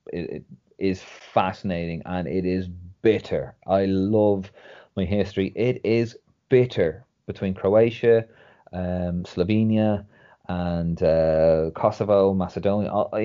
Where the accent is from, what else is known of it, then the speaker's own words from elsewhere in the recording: Dublin, Leinster, Ireland; moved away as an adult; now in London, United Kingdom; I'm from Dublin.